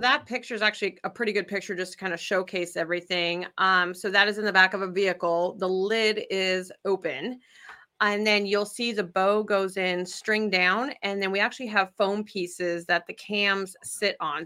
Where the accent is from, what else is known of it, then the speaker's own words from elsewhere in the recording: Idaho, United States; moved away as an adult; I'm originally from Idaho